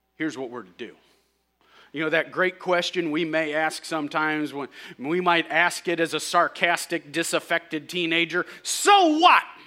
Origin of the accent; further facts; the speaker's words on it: St. Louis, Missouri, United States; we're from Saint Louis and used to it